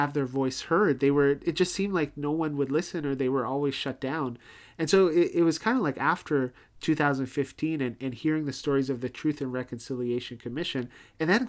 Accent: Toronto, Ontario, Canada; now in Winnipeg, Canada; growing up in Toronto

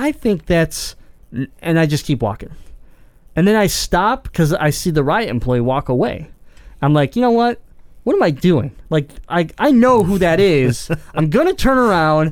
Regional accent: Detroit, Michigan, United States; we came from Detroit

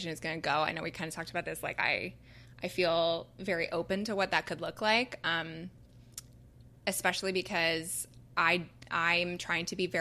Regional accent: Canada; now in United States; I'm obviously from Canada

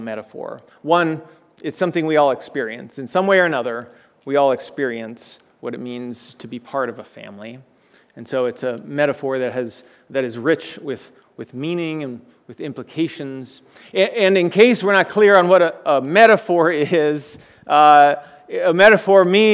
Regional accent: South Florida, United States; moved away; the home I grew up in South Florida

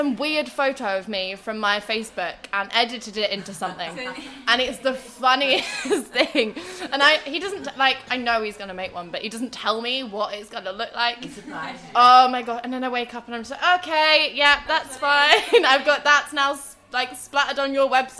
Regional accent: Oxford, South East England, United Kingdom; moved away as an adult; now in Liverpool, United Kingdom; I grew up in Oxford, but I've been living in Liverpool for the past 4 years, and I'm staying here

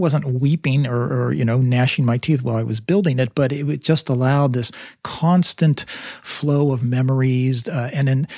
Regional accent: Sewickley, Pennsylvania, United States; moved away; I actually have gone back to my hometown in Swickley, Pennsylvania, which is north of Pittsburgh

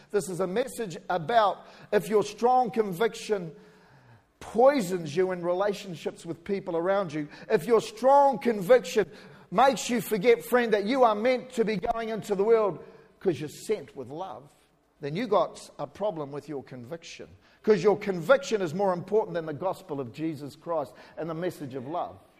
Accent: New Zealand; accent: New Zealander; now in Australia; I'm a New Zealander, born in New Zealand

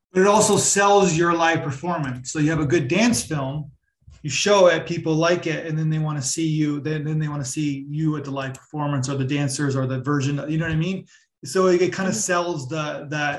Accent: Toronto, Ontario, Canada; I'm from Toronto as well.

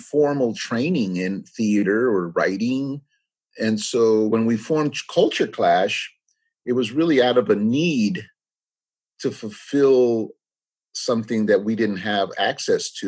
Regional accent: California, United States; first language English; also born or lived in Los Angeles; we grew up, we're second generation growing up in the United States. You know, our parents weren't in the fields. They were blue collar workers in the city. And so we grew up in the city.

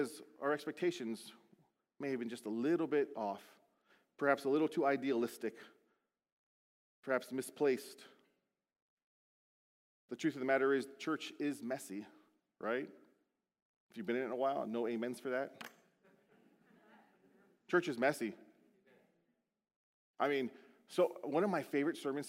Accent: Beaufort, South Carolina, United States; born or raised there; moved away

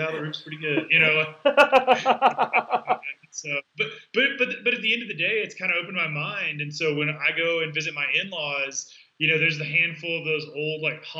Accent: Texas, United States; I grew up in Texas. I call it the South. Some people don't. But I grew up in the South. We eat for sport.

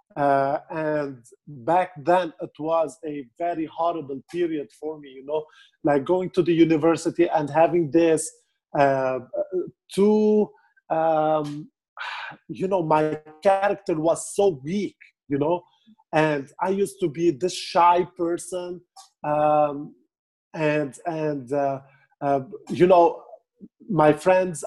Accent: Beirut, Beirut Governorate, Lebanon; I'm from Beirut, Lebanon

